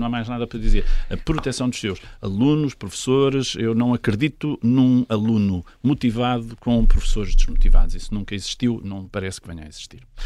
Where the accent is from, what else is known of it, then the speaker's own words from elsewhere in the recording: Portugal; Eu, eu encontro-me como português